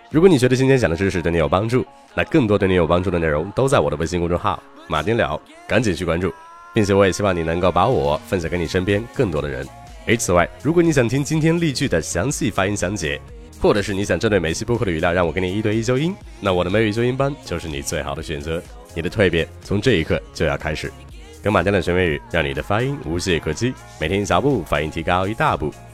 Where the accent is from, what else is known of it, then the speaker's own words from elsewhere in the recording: northern China, China; 作为一个北方人